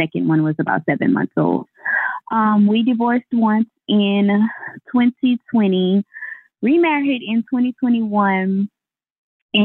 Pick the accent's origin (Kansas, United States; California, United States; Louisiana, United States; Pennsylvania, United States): Louisiana, United States; also born or lived in Jacksonville, Florida; now in Houston, United States; we're both from Louisiana